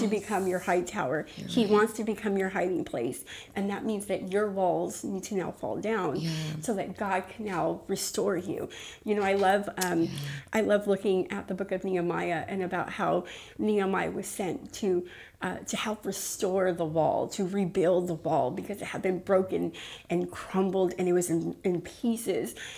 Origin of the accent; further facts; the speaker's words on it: Los Angeles, California, United States; originally I'm from East LA. Um, my family's uh, all from East LA. They all went to Garfield High